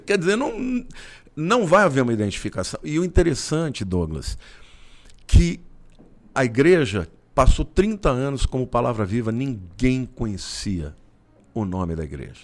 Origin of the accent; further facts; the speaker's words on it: Olímpia, São Paulo, Brazil; Com 12 anos, eu saí de Olímpia, que é uma cidade no interior uhum. do estado de São Paulo, e mudei para São Paulo.